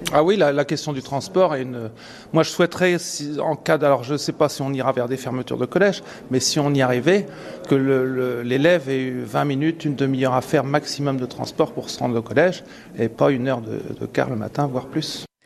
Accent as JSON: {"language": "French", "area": "Saussey", "region": "Normandy", "country": "France", "tie": "born or raised there", "also_born_or_lived": "Saint-Pierre-de-Coutances", "said": "j'ai grandi à Saucé, et à l'époque, il, y a 30 ans, 40 ans, c'était le même problème. On prenait le car à 6h55 pour être à Coutances à 8 heures"}